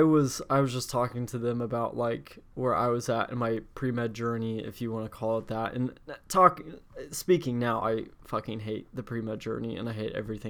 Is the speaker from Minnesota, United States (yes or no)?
no; Indianapolis, Indiana, United States; I was born and raised in Indianapolis, Indiana.